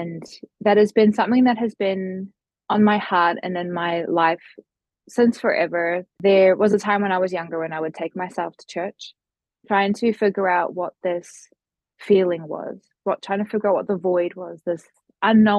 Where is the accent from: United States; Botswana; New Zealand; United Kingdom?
New Zealand; I hail from New Zealand, so probably on the other side of the world to most of the listeners here currently.